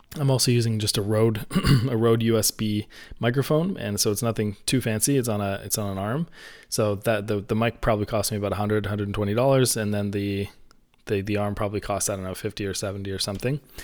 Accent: Canada; I'm Canadian, so I say niche

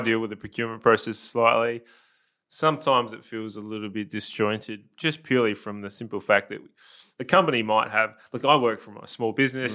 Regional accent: South Australia, Australia; I'm South Australian, born and bred through and through.

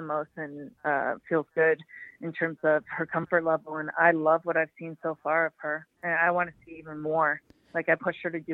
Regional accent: Toronto, Ontario, Canada; it's in Toronto, my hometown

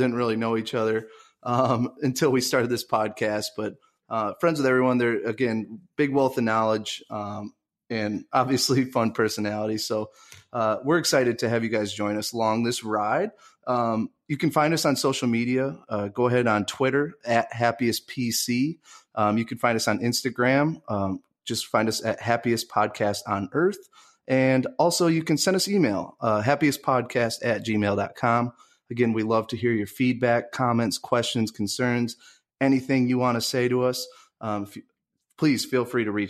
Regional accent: Grand Rapids, Michigan, United States; I'm from Grand Rapids, Michigan

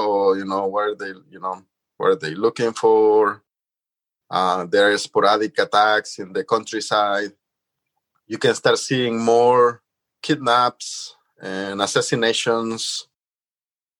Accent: San Salvador, El Salvador; moved away; I lived in the suburbs of San Salvador, and there was still a lot of green spaces for me to go play

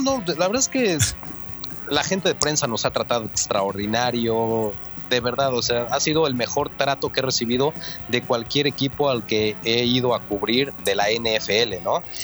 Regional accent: Mexico; soy mexicano

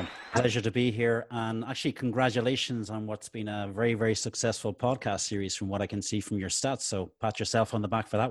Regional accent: Dublin, Leinster, Ireland; now in Spain; Well, I'm originally from Dublin in Ireland. I came to Spain about 27, almost 28 years ago.

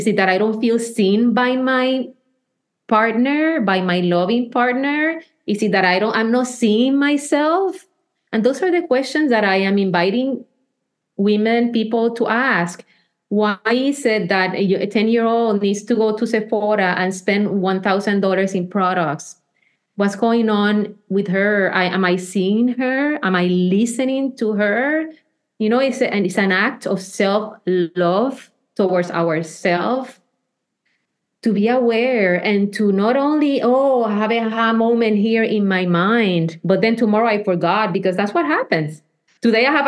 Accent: Puerto Rico; I was born in Puerto Rico.

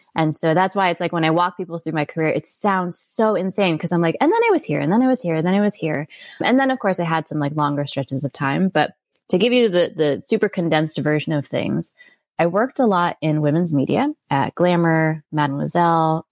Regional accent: Connecticut, United States; moved away; also born or lived in Florida / New York City; I grew up mostly in Connecticut, and then my dad got a job in Florida, so we moved down there, and I stayed down there for college

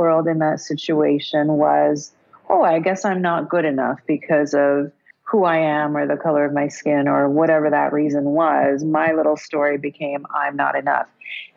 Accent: South Africa; I was born in South Africa during apartheid

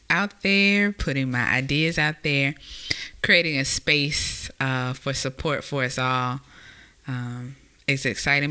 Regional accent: Mobile, Alabama, United States; also born or lived in Mississippi / Georgia / Texas; now in Virginia Beach, United States; I am a native of Mobile, Alabama

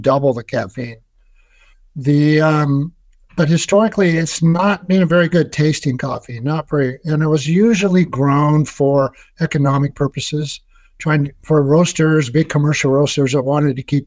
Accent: Seattle, Washington, United States; my hometown in Seattle

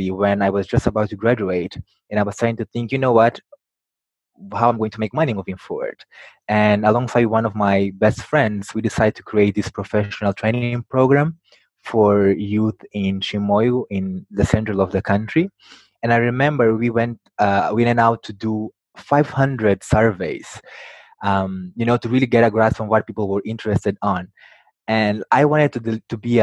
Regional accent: Mozambique; I was born in Mozambique, a country in Southeast Africa

